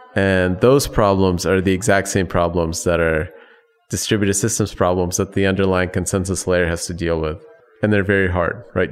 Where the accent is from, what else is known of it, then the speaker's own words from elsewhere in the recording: Chicago, Illinois, United States; also born or lived in Soviet Union / Ukraine; I was born in the Soviet Union. When I left, it was, uh, right after the whole thing fell apart. I still had a Soviet passport, but I grew up in, in the Chicago area